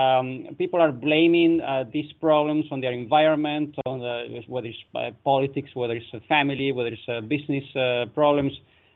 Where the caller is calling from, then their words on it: Netherlands; I'm calling from the Netherlands